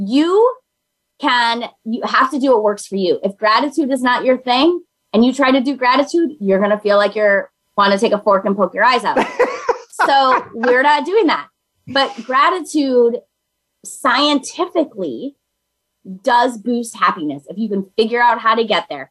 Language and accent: English; Minnesota, United States; I'm from Minnesota